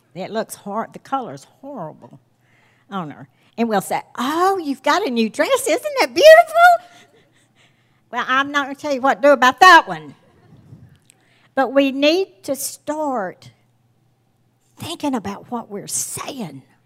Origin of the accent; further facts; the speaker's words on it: the South, United States; my husband and I grew up in the South